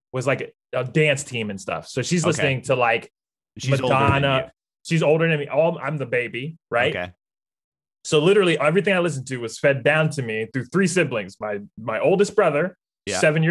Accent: Ambridge, Pennsylvania, United States; I come from a small town called Ambridge, Pennsylvania. Very, very, very small.

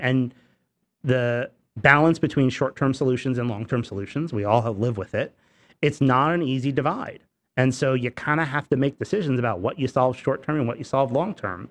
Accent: Newburgh, New York, United States; I grew up in the Hudson Valley, but I grew up in a, in a city called Newburgh

